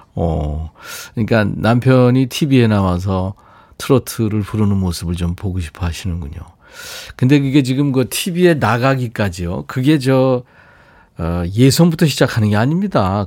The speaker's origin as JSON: {"language": "Korean", "region": "Seoul", "country": "South Korea", "tie": "born or raised there", "said": "제가 어렸을 때 광화문에 살았었는데"}